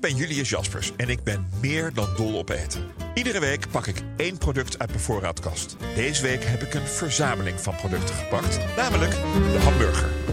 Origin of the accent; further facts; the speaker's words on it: Netherlands; zijn wij Nederlanders